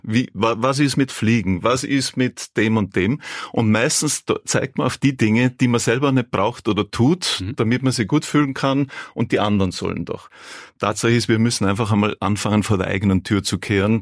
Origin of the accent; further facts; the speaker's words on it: South Tyrol, Trentino-Alto Adige, Italy; Ich bin aus Südtirol.